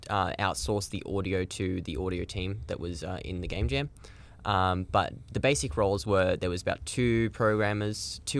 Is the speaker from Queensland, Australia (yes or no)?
no; Blue Mountains, New South Wales, Australia; also born or lived in Sydney; now in Melbourne, Australia; I was originally from the Blue Mountains over in New South Wales. I lived in Sydney for a little bit